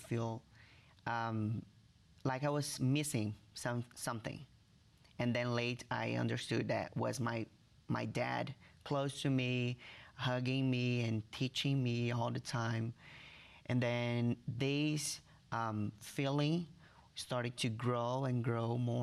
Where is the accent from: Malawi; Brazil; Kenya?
Brazil; Rio de Janeiro; English is a second language; moved away; I was born in Rio de Janeiro, Brazil